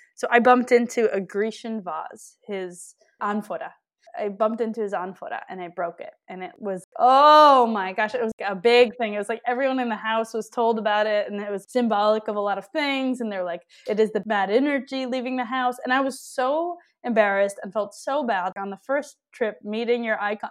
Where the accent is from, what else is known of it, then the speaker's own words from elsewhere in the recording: Milwaukee, Wisconsin, United States; I grew up in Milwaukee, Wisconsin